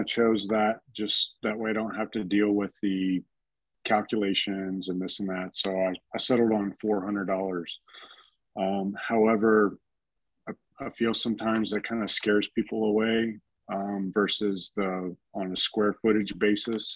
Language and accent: English; Texas, United States; now in Colorado Springs, United States; I'm from Texas